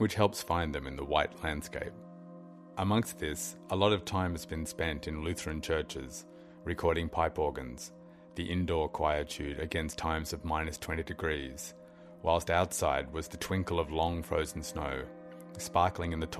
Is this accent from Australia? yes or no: yes; Australia; moved away as an adult; also born or lived in west of Ireland; now in Ireland; When I was about 8, growing up in Australia in the early 80s